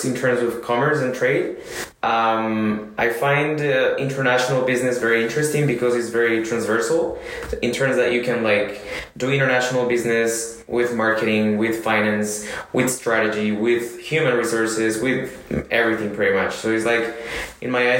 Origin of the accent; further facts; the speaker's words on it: Colombia; first language Spanish; English is a second language; moved away as an adult; also born or lived in United States / China / Argentina; now in France; I come from Colombia